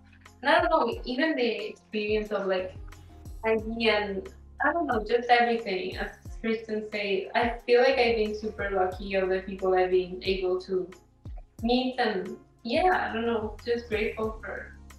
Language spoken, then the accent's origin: English; Mexico; moved away; growing up in Mexico